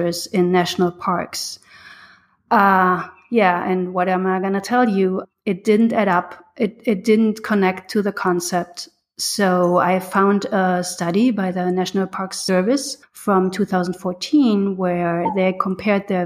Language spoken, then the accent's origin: English; Germany; moved away as an adult; now in United States; I'm from Germany, and I came to the U.S. 10 years ago